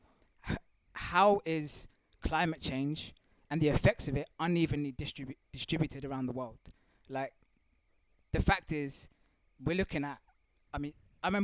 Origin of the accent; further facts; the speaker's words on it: Mauritius; I'm of African descent. I also have South Asian ancestry, but I'm from Mauritius, East Africa.